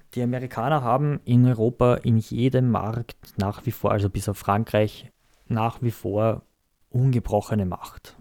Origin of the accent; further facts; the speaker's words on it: Austria; wir uns als Österreicher